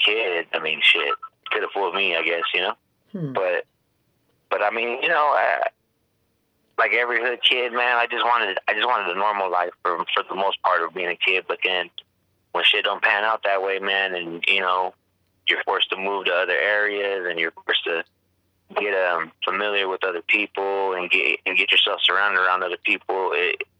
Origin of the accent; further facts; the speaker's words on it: Riverside, California, United States; I grew up in Riverside, California, a neighborhood of Casablanca, California.